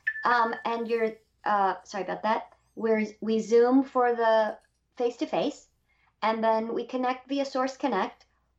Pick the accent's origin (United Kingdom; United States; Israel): United States; Indio, California; now in Nashville, United States; I'm the person from Indio. Mm. I'm the one.